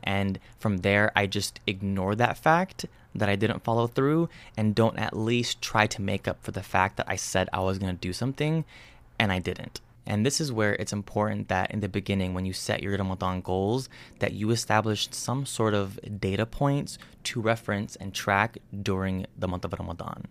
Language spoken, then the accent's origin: English; United States; someone like me who was born and raised in the States